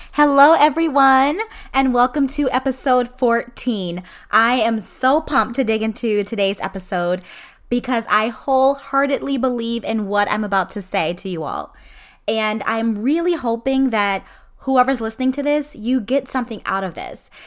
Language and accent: English; Illinois, United States; moved away as an adult; now in Florida, United States; I was born and raised in Illinois. So Illinois is always home